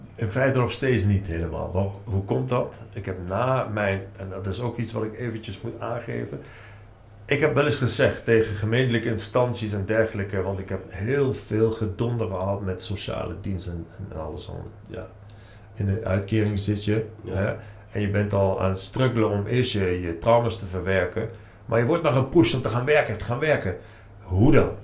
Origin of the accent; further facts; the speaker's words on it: Nijmegen, Gelderland, Netherlands; Ik kom zelf uit Nijmegen